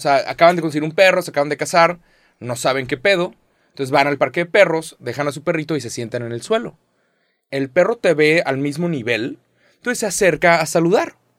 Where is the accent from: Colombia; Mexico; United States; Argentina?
Mexico; soy mexicano